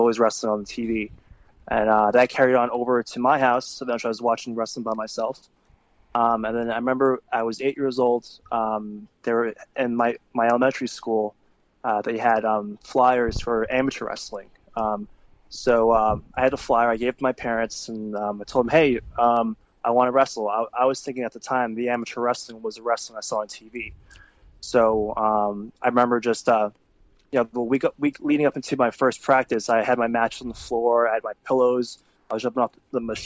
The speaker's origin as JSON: {"language": "English", "region": "New York", "country": "United States", "tie": "born or raised there", "said": "I was born in New York."}